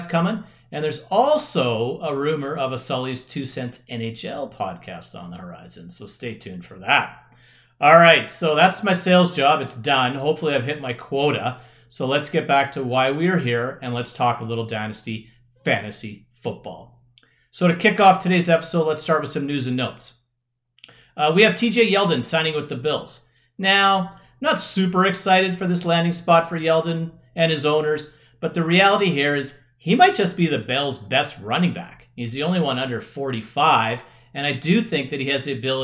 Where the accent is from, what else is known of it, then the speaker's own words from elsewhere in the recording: Canada; I am Canadian